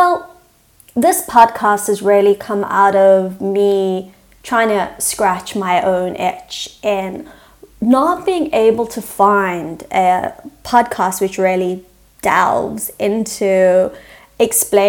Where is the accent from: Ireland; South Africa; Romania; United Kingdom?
South Africa; I'm South African, so I might speak English, but it's a very different English to, you know, an American or a British